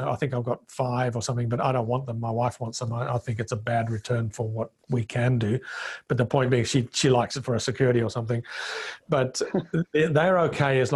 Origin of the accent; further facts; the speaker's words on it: Zimbabwe; first language Bemba; English is a second language; moved away as an adult; also born or lived in Zambia; now in Australia; I came from Rhodesia, which was the breadbasket of Africa.